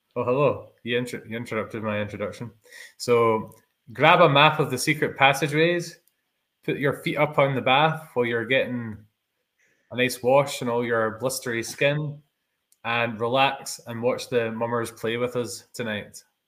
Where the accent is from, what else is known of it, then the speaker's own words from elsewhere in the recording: Scotland, United Kingdom; we are two Scottish YouTubers